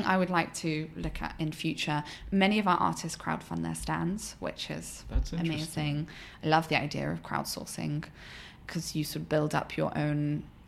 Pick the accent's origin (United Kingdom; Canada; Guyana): United Kingdom; moved away as an adult; now in United States; I'm British.